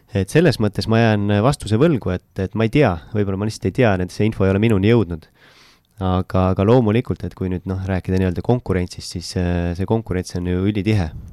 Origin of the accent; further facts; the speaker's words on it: Pärnu, Pärnu County, Estonia; ma olen Pärnust